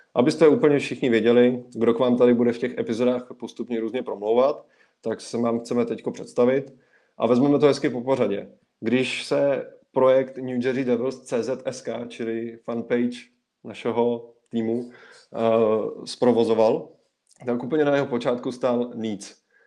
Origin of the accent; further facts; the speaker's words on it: Plzeň, Plzeň Region, Czechia; jsem z Plzně